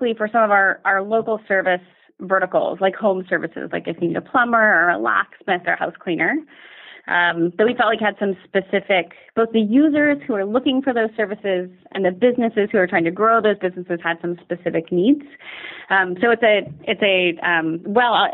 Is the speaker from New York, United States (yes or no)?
no; Dallas, Texas, United States; moved away; I'm originally from Dallas